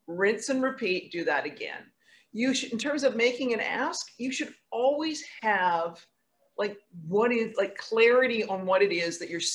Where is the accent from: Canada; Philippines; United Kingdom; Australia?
Canada; West Coast of Canada; now in New York, United States; I grew up on the West Coast of Canada.